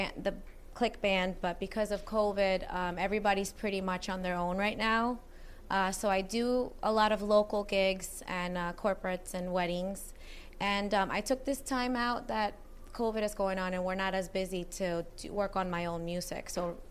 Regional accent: Venezuela; moved away; I am from Venezuela.

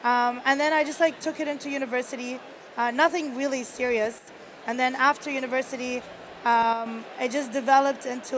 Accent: Kuwait; I grew up in Kuwait. I was born and raised in Kuwait. My parents are Egyptian.

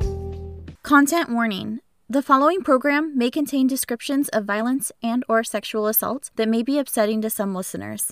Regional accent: Pacific Northwest, United States; I was born in the Pacific Northwest

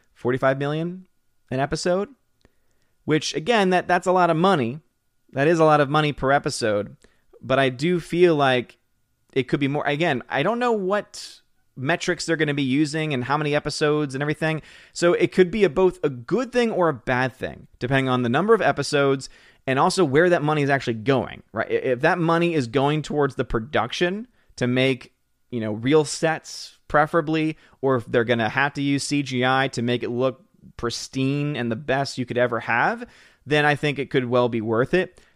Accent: New Orleans, Louisiana, United States; born and raised in New Orleans. So, spent most of my years there

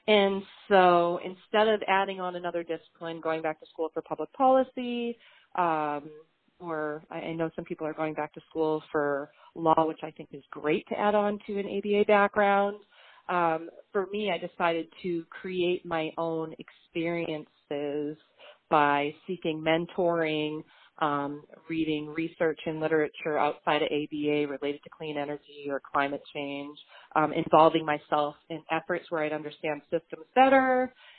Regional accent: Beverly, Massachusetts, United States; my hometown here in Beverly, Massachusetts

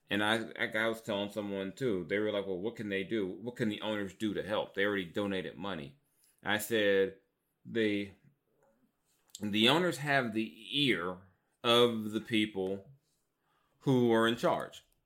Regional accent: Long Beach, California, United States; also born or lived in South Central Los Angeles; growing up in South Central, East Side, Long Beach, growing up around the Crips

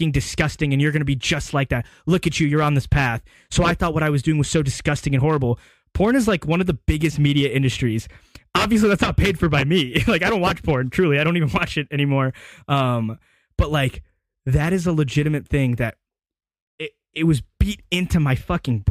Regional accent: Hoover, Alabama, United States; growing up in Hoover City Schools

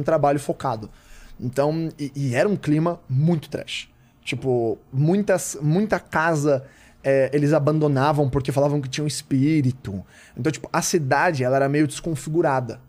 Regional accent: Osasco, São Paulo, Brazil; sou de lá.

